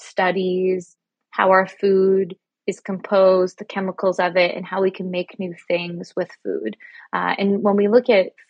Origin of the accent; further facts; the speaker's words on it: Canada; moved away as an adult; now in New York City, United States; I'm actually Canadian, so I was doing all of this in Canada